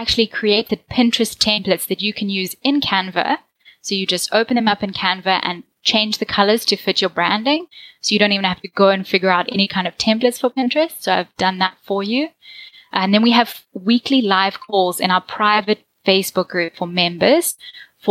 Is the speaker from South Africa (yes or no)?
yes; South Africa; accent: South African; I'm from South Africa, so I have a South African accent